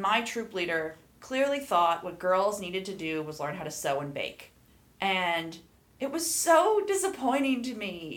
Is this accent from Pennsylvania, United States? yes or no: yes; Lehigh Valley, eastern Pennsylvania, United States; also born or lived in Maine / Idaho; now in Boise, United States; growing up in the Lehigh Valley, which is in eastern Pennsylvania.